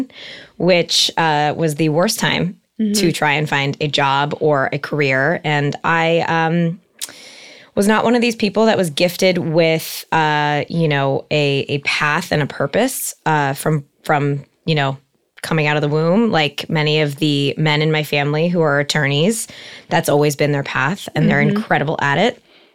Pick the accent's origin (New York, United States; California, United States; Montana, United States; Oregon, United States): California, United States; Encino; Most people call me … In that way … And I'm 31 years old. I am from the Valley, from Encino, born and raised.